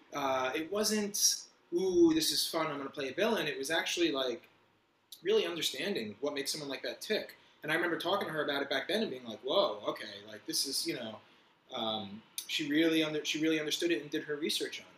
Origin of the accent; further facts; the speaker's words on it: Fort Lee, New Jersey, United States; moved away as an adult; also born or lived in Los Angeles, United States / Manhattan, New York, United States; now in New York, United States; I grew up right around here, Fort Lee, New Jersey, so right over the George Washington Bridge